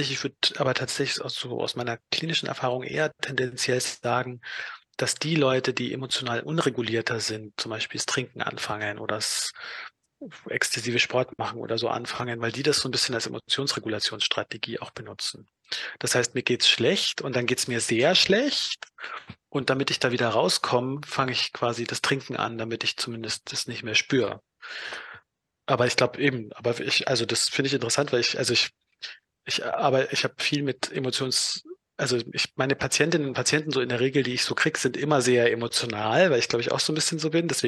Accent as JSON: {"language": "German", "town": "Donauwörth", "region": "Bavaria", "country": "Germany", "said": "also ich komme aus Donauwörth, wenn ich dann so irgendwie mit Leuten wieder aus Donauwörth Kontakt habe"}